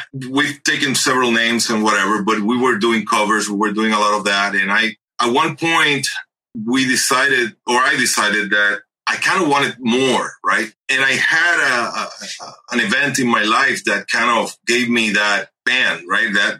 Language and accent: English; Ponce, Puerto Rico; moved away as an adult; also born or lived in Rochester, New York / Massachusetts; now in Orlando, United States; although I'm from Puerto Rico, I originally moved here when I was 24